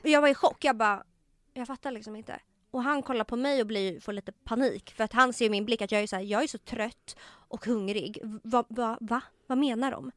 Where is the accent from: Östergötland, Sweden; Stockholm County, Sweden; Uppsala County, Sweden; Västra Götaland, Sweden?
Stockholm County, Sweden; Tumba; jag var uppväxt i Tumba